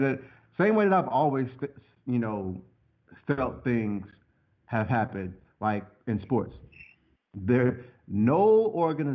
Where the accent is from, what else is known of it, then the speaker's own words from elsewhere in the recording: Cincinnati, Ohio, United States; I'm from the land of Adrian Broner.